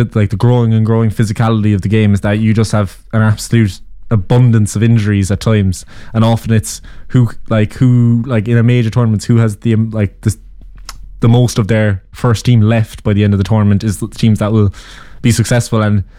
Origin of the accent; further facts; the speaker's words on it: Cork, Munster, Ireland; we're from Cork